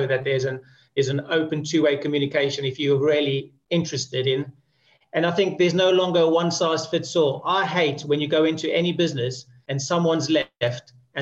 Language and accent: English; South Africa; moved away as an adult; now in United Kingdom; I grew up in South Africa